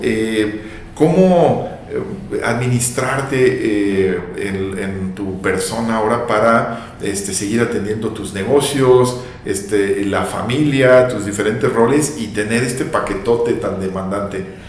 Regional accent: Guadalajara, Jalisco, Mexico; yo como tapativo pues creces y te acostumbras

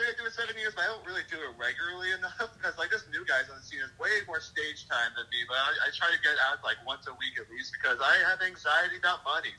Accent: Long Island, New York, United States; now in Charlotte, United States; I've been in Charlotte for about 14 or 15 years, but I'm from Long Island.

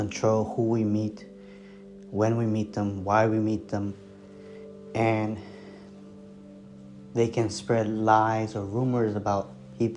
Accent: New Jersey, United States; accent: American; moved away as an adult; now in Nam Dinh, Vietnam; I'm from the New Jersey area

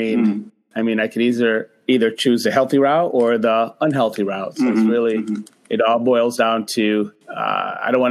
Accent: Massachusetts, United States; I'm from Massachusetts in the United States. It's the Northeast.

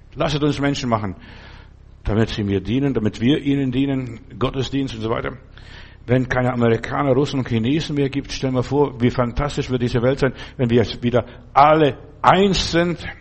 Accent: Lithuania; moved away; in den Sommerferien habe ich bei uns zu Hause in Litauen Kühe draußen ge- behütet

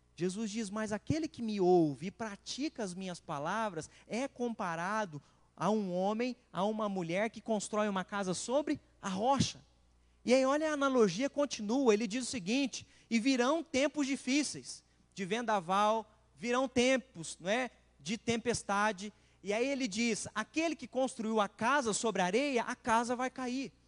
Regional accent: Machado, Minas Gerais, Brazil; Eu sou de Machado

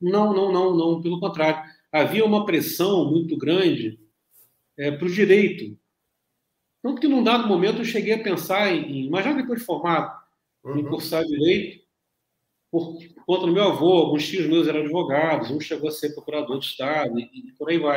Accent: Niterói, Rio de Janeiro, Brazil; also born or lived in Rio das Ostras / Volta Redonda; Então, morei uma época em Rio das Ostras, um tempo sou de Niterói, morei um tempo em Volta Redonda.

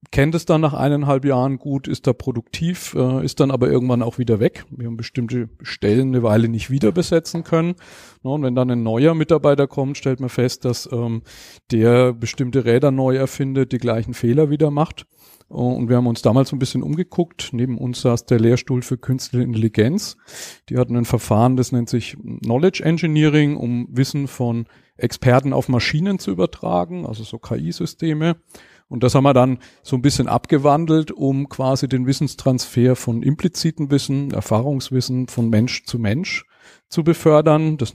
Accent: Schweinfurt, Bavaria, Germany; ich komme aus Schweinfurt, bin verheiratet, eine Tochter

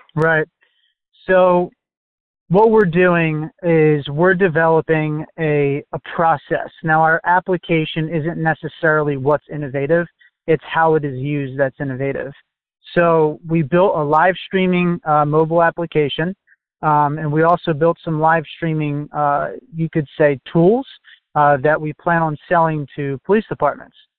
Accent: New Jersey, United States; I'm from New Jersey still

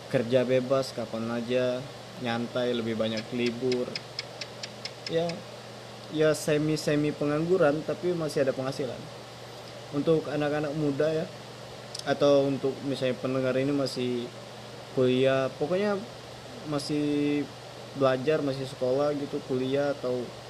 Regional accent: Palembang, South Sumatra, Indonesia; Saya orang Palembang, Sumatera Selatan. Tepatnya di Kabupaten Banyuasin

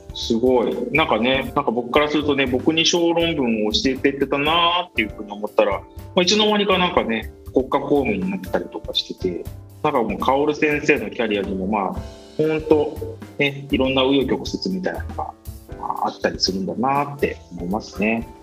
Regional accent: Miyazaki, Japan; 僕はですねもともと出身の宮崎で宮崎県のまあ固い中で育った

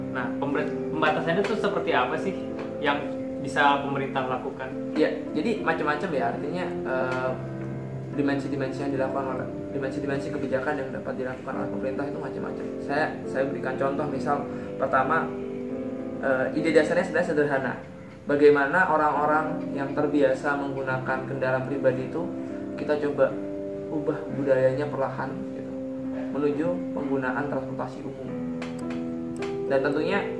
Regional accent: Malang, East Java, Indonesia; Nah, di Malang.

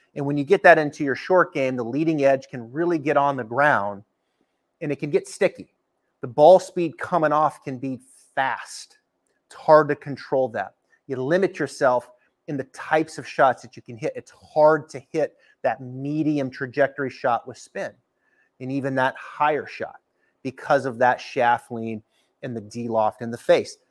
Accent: the Northwest, Pacific Northwest, United States; now in Ponte Vedra Beach, United States; growing up in the Northwest

